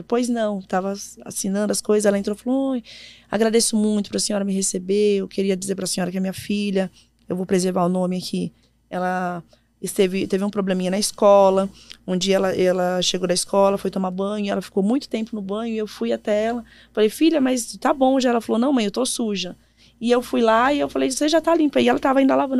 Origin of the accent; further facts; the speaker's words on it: São Paulo, Brazil; moved away as an adult; also born or lived in Ceará; eu sou de São uhum. Paulo